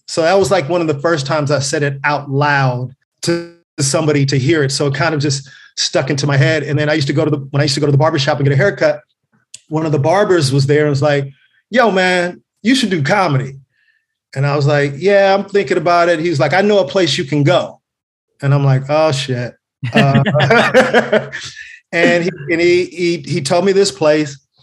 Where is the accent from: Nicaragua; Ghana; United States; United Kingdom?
United States; Carson, California; I'm born and raised in, in Los Angeles. Um, uh, Carson, California specifically. I grew up in Delamo.